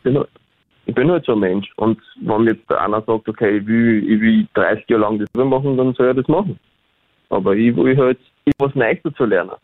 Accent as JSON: {"language": "German", "country": "Austria", "also_born_or_lived": "Berlin, Germany", "accent": "Austrian", "said": "reden tue ich dann wiederum Österreichisch"}